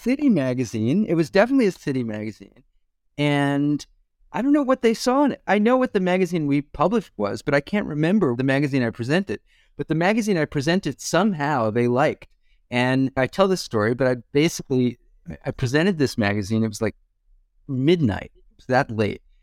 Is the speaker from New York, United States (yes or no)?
yes; Hewlett, New York, United States; moved away; also born or lived in Brooklyn, New York; It was a town called Hewlett near Kennedy Airport in Long Island